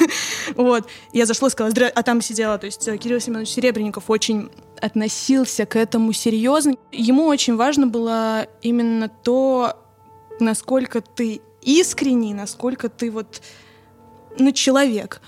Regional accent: Kaliningrad, Kaliningrad Oblast, Russia; я родилась в городе Калининград

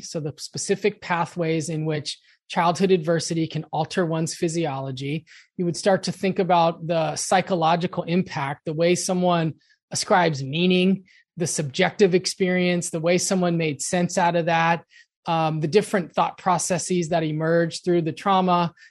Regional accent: Los Angeles, California, United States; I grew up in Los Angeles

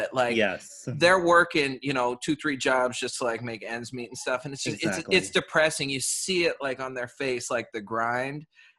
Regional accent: Bay Area, California, United States; I'm originally from the Bay Area

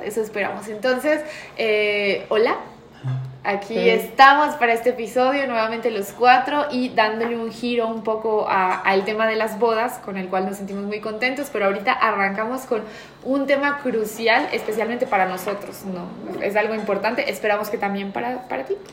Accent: Spain; moved away; me crié en España

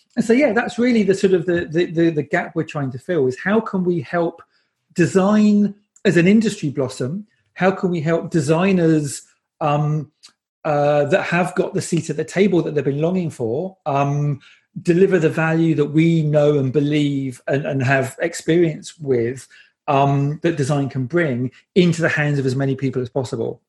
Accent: United Kingdom; I'm British

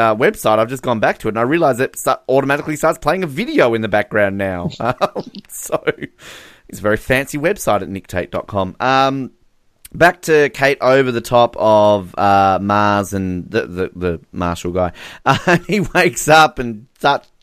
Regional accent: Australia; I am Australian

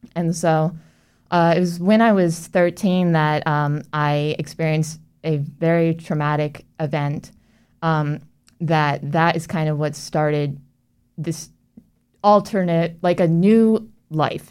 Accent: Orlando, Florida, United States; I actually grew up in Orlando and, um, I born and raised

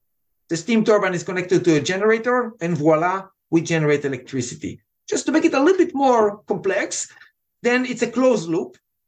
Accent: Israel; accent: Israeli; English is a second language; now in United States; Originally and by accent, what you hear is Israeli accent that was softened after 25 years here.

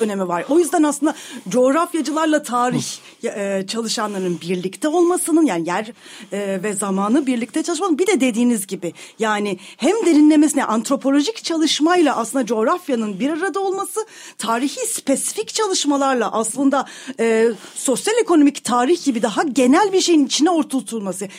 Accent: Istanbul, Turkey; also born or lived in Kartal, Istanbul; Kadıköylüyüm. E, şu anda da modada yaşıyorum.

